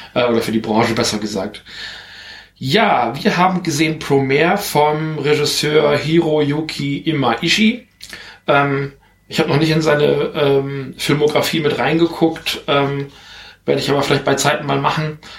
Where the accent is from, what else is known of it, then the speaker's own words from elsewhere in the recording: Germany; bei uns in Deutschland